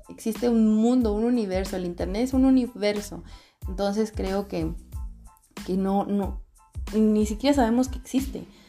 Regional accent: Guadalajara, Jalisco, Mexico; moved away as an adult; Regresé a vivir a mi ciudad de origen, Guadalajara, Jalisco, México. Soy tapatía.

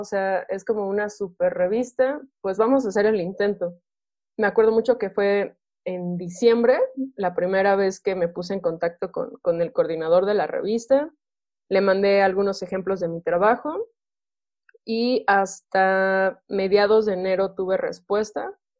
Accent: Tulancingo, Hidalgo, Mexico; yo soy originaria de, de Tulancingo Hidalgo, con mucho orgullo siempre lo, lo presumo

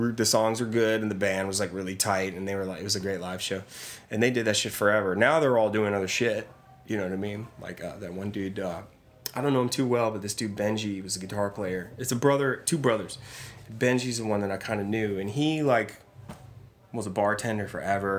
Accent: New Orleans, Louisiana, United States; moved away as an adult; also born or lived in Thibodaux, Louisiana; I was born in Uptown. Spent most of my life there

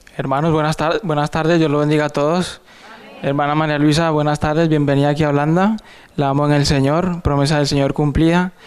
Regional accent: Ecuador; now in Netherlands; Yo soy de Ecuador

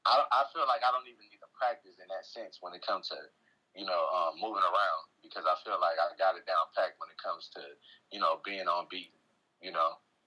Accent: New Orleans, Louisiana, United States; when I came from New Orleans and I, you know, came, you know, I was living in Englewood at that time.

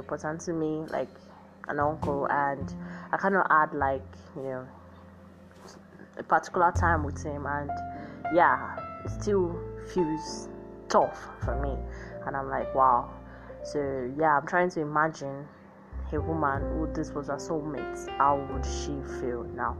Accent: Nigeria; me now being as a Nigerian

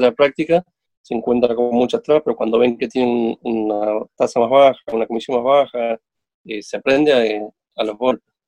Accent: Argentina; como argentinos

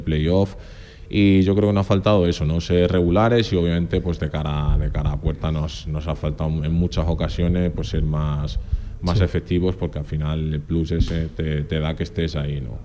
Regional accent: Extremadura, Spain; accent: extremeño; also born or lived in Portugal; now in Zaragoza, Spain; Pues realmente nací, nací en Portugal, pero claro, desde los cinco años yo viviendo en Extremadura

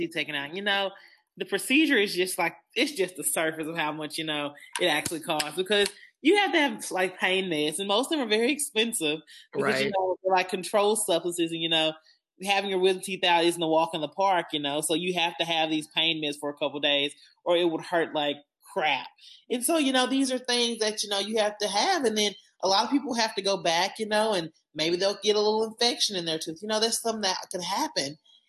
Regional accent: Arkansas, United States; We're some good old Arkansans.

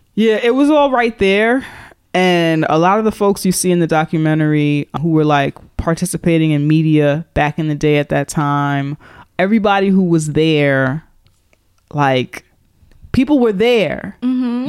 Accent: New York, United States; I'm from New York

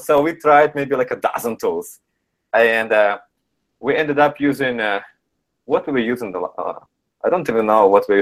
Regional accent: Canada; since I'm Canadian

